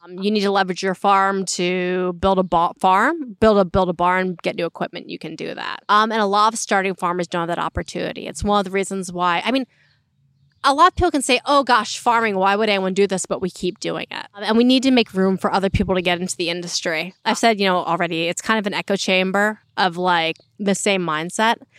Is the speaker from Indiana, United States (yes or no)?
no; Berks County, Pennsylvania, United States; growing up in Berks County